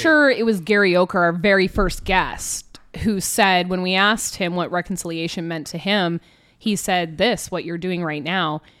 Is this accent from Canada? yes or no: yes; Canada; we're all Canadian